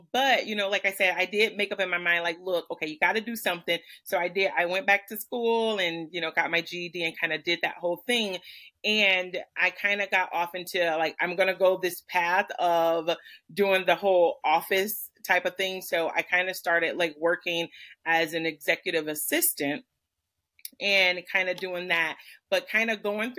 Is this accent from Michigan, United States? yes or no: yes; Michigan, United States; I'm about 20 minutes south of Detroit in the area that here is known as the Downriver area